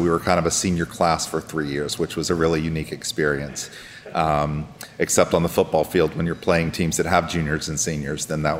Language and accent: English; Greensboro, North Carolina, United States; born there; Greensboro. We moved around a lot. My father was a regional manager for Roadway Trucking Company, so we didn't stay anywhere long.